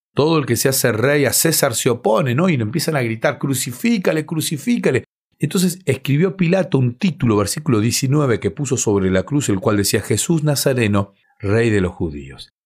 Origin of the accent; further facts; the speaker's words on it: Bahía Blanca, Buenos Aires Province, Argentina; en la ciudad en la que nací, en Bahía Blanca, en cada iglesia hay una cancha de vóley. Entonces fui eh, jugando ese deporte